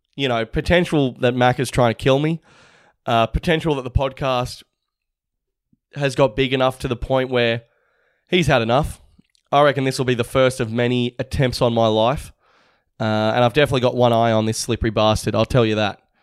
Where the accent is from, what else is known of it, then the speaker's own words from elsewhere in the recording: Australia; we're all Aussie.